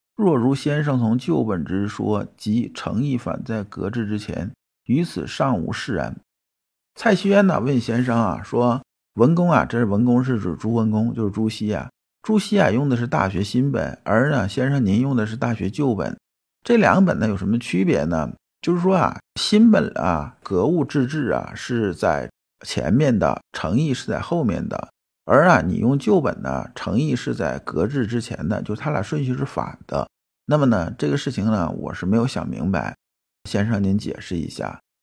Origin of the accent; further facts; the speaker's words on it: China; 我们中国人到现在，虽然说几千年文化